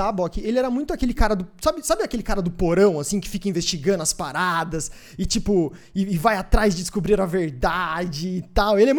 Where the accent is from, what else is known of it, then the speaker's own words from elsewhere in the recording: Sorocaba, São Paulo, Brazil; now in São Paulo, Brazil; Porque eu saí de Sorocaba, vim pra cá